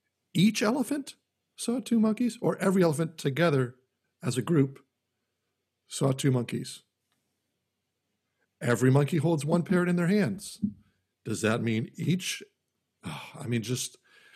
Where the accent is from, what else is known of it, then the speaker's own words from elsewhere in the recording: United States; I'm an American